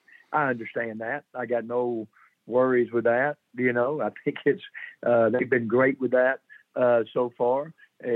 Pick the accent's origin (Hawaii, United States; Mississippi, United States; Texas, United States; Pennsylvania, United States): Mississippi, United States; coaching in my home state